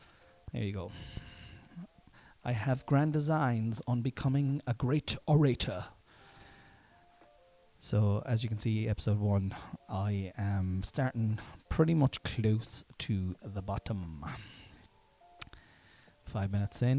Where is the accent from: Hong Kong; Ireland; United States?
Ireland; I'm Irish and I generally do not pronounce my THs